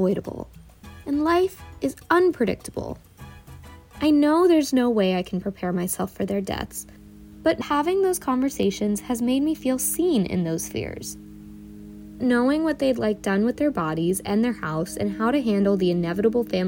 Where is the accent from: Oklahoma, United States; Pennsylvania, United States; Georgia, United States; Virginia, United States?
Virginia, United States; Northern; I'm from Northern Virginia, but my parents immigrated from India before I was born.